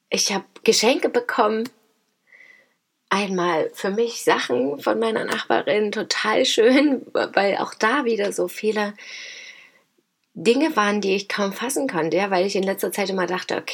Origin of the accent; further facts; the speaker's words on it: Dresden, Saxony, Germany; Und ich komme aus Großschirmern, aus Dresden und wir treffen uns da, ja.